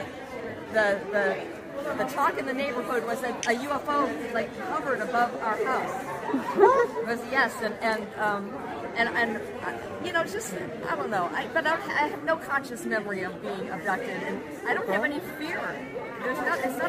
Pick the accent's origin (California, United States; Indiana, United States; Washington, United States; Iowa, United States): California, United States; Santa Clarita; I'm from Santa Clarita, California